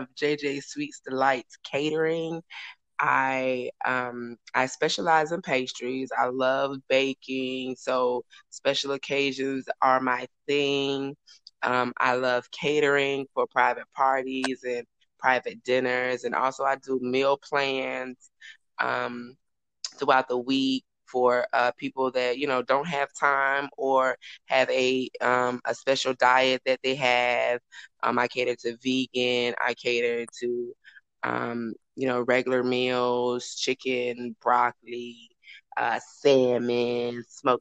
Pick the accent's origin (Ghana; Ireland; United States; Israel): United States; Tallahassee, Florida; I'm from Florida, with Tallahassee, Florida. So we're home of the one of the number one HBCUs in the country